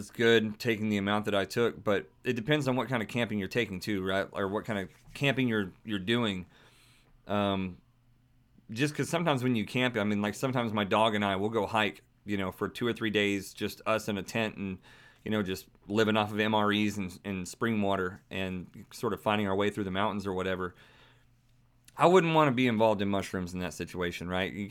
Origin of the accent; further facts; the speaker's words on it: Singapore; I'm from Singapore. I'm into spirituality and all of it.